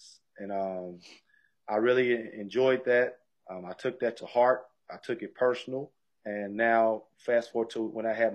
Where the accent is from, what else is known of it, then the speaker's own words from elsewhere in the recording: Mississippi, United States; moved away as an adult; now in West Virginia, United States; I'm from Mississippi. And then now we live in West Virginia.